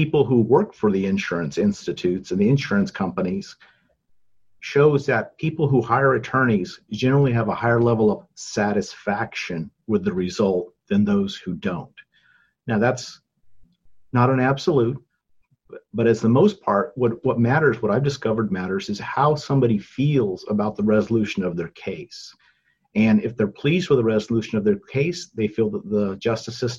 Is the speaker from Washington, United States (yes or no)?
no; Selma, California, United States; I was born and raised here in Fresno County